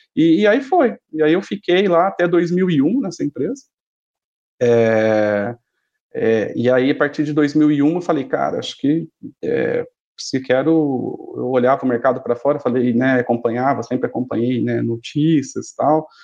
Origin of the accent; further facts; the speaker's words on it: Ribeirão Preto, São Paulo, Brazil; also born or lived in Americana; eu nasci em Ribeirão, sempre fiquei aqui, sempre morei com os meus pais, nunca tinha saído de casa para nada